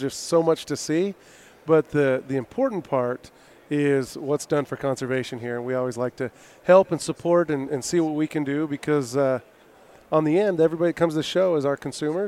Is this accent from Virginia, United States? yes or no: no; Smithfield, Utah, United States; I grew up in Smithfield, Utah